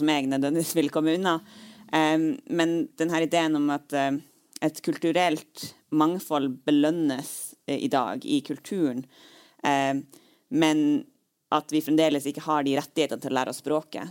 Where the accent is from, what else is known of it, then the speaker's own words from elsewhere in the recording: Troms, Norway; jeg er jo eh, fra Nord-Troms, og min familie bor jo langs E6